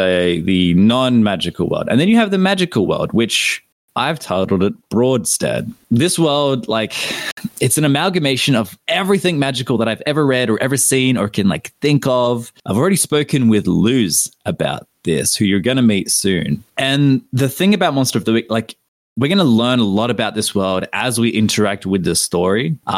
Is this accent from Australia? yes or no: yes; Australia; as an Aussie